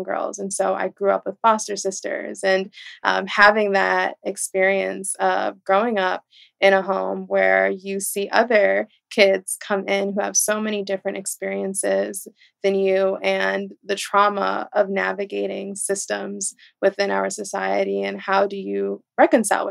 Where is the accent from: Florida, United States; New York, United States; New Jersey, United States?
New York, United States; New York City; I was born and raised in Brooklyn, New York, in Flatbush in the 90s and early 2000s